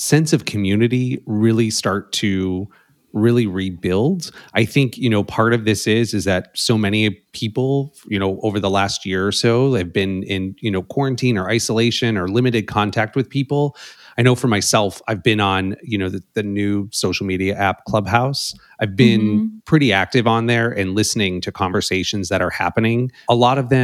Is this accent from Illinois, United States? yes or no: yes; Chicago, Illinois, United States; now in Los Angeles, United States; I grew up in Chicago